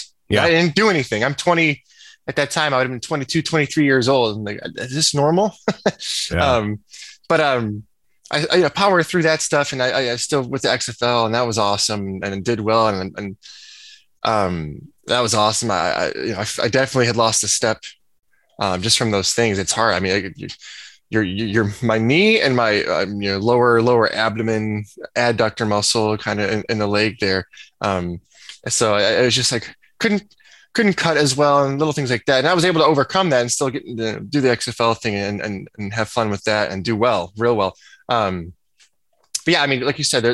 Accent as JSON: {"language": "English", "area": "about 45 minutes from Evanston", "region": "Illinois", "country": "United States", "tie": "born or raised there", "also_born_or_lived": "Nebraska", "moved": "as an adult", "said": "I'm from Illinois. I'm about 45 minutes away from Evanston, and Coach Fitzgerald would come to my high school every other week to recruit me"}